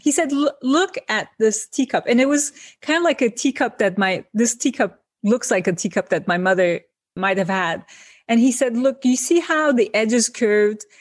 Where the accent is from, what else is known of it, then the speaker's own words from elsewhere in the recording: İzmir, Turkey; moved away as an adult; also born or lived in Ankara, Turkey; now in New York, United States; my trajectory from Izmir to Ankara to New York.